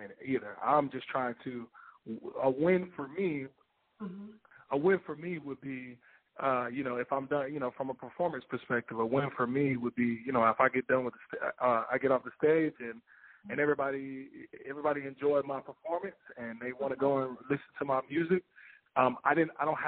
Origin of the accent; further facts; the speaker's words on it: Houston, Texas, United States; moved away; in Houston, Texas, and I wanted to do it, you know, in my hometown